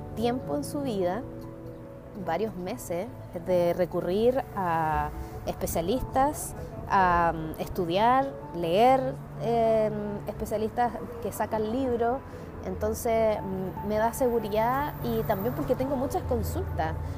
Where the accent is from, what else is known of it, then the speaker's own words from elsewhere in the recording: Chile; identidad local como chileno